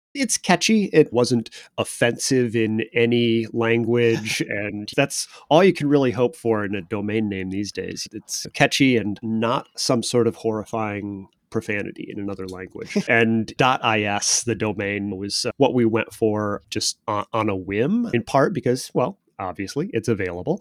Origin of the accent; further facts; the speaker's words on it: Chicago, Illinois, United States; I'm a solidly Midwestern guy. I grew up in the Chicago area, the Chicago suburbs